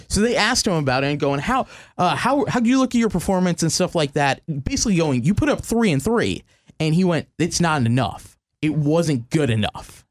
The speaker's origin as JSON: {"language": "English", "region": "the South", "country": "United States", "said": "I'm from the South. I can I can speak Cajun."}